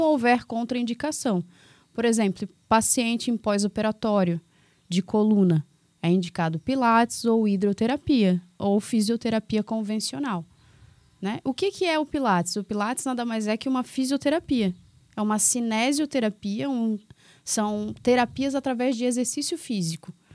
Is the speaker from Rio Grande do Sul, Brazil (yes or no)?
no; Florianópolis, Santa Catarina, Brazil; also born or lived in Palmas; now in Governador Celso Ramos, Brazil; sou de Floripa